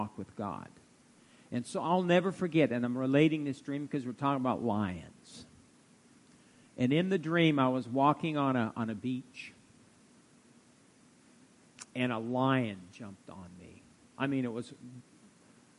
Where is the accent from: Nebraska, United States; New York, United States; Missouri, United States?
Nebraska, United States; Fairbury; also born or lived in Tulsa, Oklahoma; now in Norfolk, United States; We're both, you know, born in Nebraska, and she was from Monroe, and I was from Fairbury